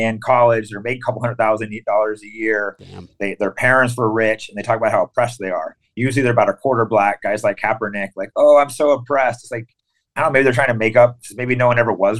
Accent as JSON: {"language": "English", "region": "California", "country": "United States", "tie": "born or raised there", "also_born_or_lived": "Tennessee / San Francisco", "moved": "as an adult", "said": "I was born in Tennessee, but I moved to California at a young age"}